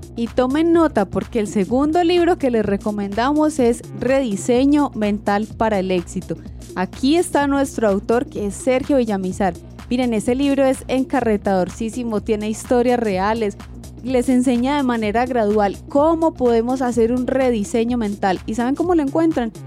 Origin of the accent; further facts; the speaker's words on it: Colombia; first language Spanish; porque crecí en esta comunidad, nací en Colombia, mis papás hablaban español